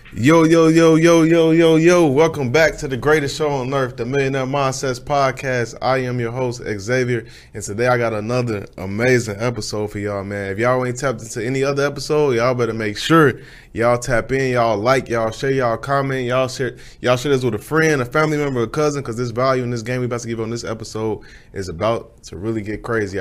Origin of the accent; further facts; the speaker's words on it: Chicago, Illinois, United States; moved away as an adult; now in Dallas, United States; I'm from Chicago